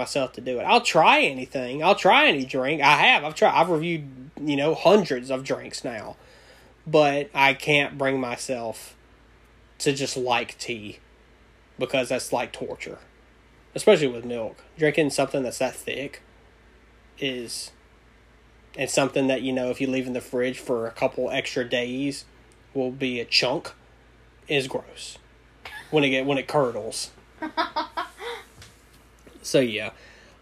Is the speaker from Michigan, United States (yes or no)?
no; Louisiana, United States; I'm from Louisiana.